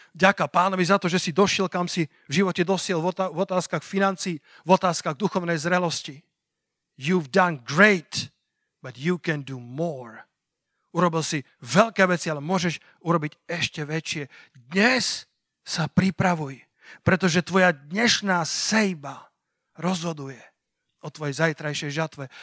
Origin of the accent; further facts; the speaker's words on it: Sliač, Banská Bystrica Region, Slovakia; moved away as an adult; A Sliač je moje rodné mesto. Sliač je mesto, kde som prežil 18 rokov svojho života